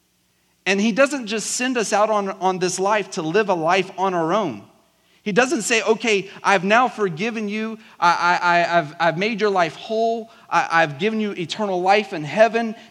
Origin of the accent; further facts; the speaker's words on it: South Georgia, United States; accent: southern South Georgia; I grew up in South Georgia, so every now and then, like, my really southern South Georgia slang can come out